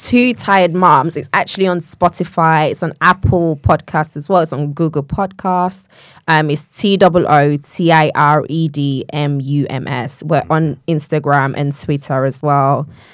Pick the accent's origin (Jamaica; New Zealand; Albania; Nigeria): Nigeria; moved away; I grew up in Nigeria